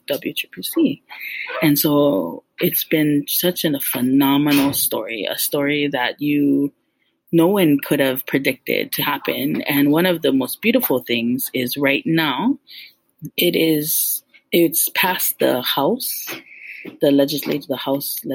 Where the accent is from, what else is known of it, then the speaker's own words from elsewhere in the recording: Hilo, Hawaii, United States; moved away as an adult; now in Oahu, United States; I grew up actually in Hilo on the island of Hawaii